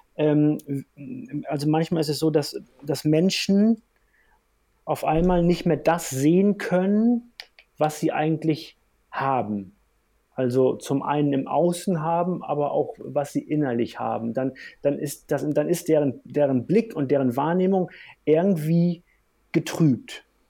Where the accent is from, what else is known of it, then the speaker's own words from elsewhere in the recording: Hamburg, Germany; now in Bavaria, Germany; Ich komme aus Hamburg vom flachen Land